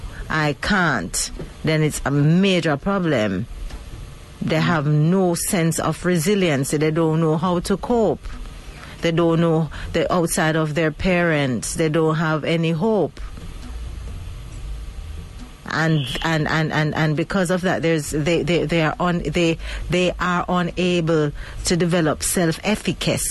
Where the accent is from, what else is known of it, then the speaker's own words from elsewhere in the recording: Mandeville, Manchester Parish, Jamaica; my hometown of Mandeville